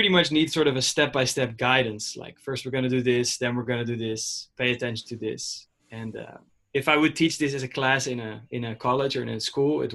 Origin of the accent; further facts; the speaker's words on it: Amsterdam, North Holland, Netherlands; now in New York, United States; I'm from the Netherlands, from Amsterdam